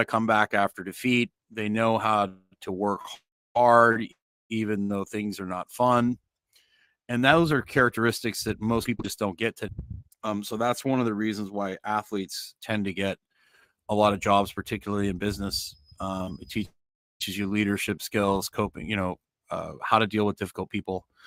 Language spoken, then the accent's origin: English; Canada; moved away as an adult; now in Nicaragua; I'm Canadian as well